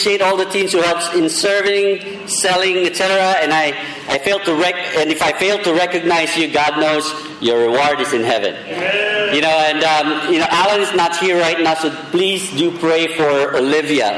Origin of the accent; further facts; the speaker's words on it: Philippines; I'm Filipino